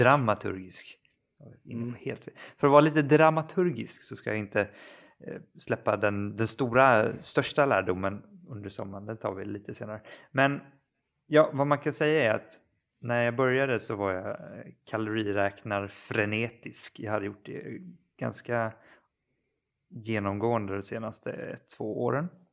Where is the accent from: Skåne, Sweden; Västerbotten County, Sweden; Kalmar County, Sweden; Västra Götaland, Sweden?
Kalmar County, Sweden; moved away; jag befinner mig faktiskt hemma på Öland och jag är också hos mina föräldrar